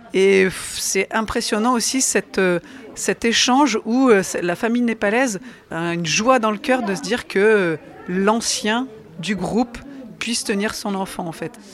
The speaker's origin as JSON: {"language": "French", "area": "the North", "region": "Hauts-de-France", "country": "France", "tie": "born or raised there", "said": "Je suis native du Nord"}